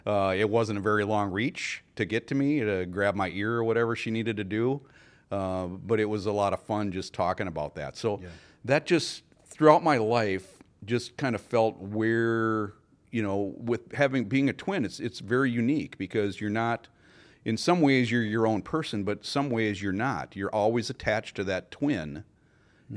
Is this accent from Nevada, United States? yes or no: no; Richfield, Minnesota, United States; I'm uh, born and raised in Richfield, lived there all my life